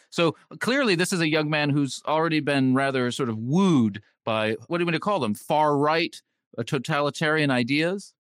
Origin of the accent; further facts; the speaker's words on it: California, United States; growing up in California